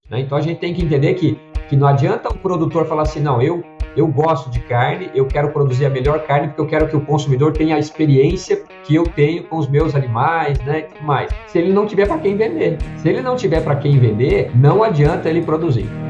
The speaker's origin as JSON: {"language": "Portuguese", "town": "Curitiba", "region": "Paraná", "country": "Brazil", "tie": "born or raised there", "also_born_or_lived": "Redenção, Pará", "moved": "yes", "lives_now": "Campinas, Brazil", "said": "eu sou nascido em Redenção, no, no, Pará, então bem, bem distante aí, talvez, do que o pessoal possa imaginar, né? Hoje eu estou aqui em Campinas, é, mas fui logo cedo, minha família foi logo cedo para Curitiba, no Paraná"}